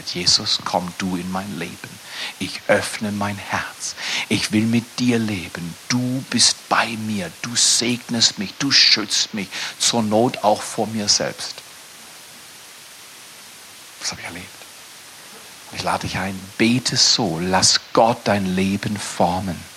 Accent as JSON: {"language": "German", "town": "Freiburg", "region": "Baden-Württemberg", "country": "Germany", "also_born_or_lived": "Dallas, United States / Toronto, Canada / Fort McMurray, Canada", "said": "Ich habe in Dallas studiert, ich habe in Toronto gelebt, ich habe in Fort McMurray gelebt, aber ich komme aus Freiburg, wegen eine Kleinstadt."}